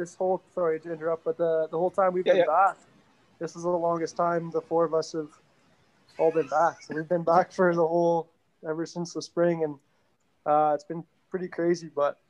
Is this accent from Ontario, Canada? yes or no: no; Edmonton, Alberta, Canada; So I grew up playing White Mud West. And then I moved on to the Northwest Zone and then into the CAC program.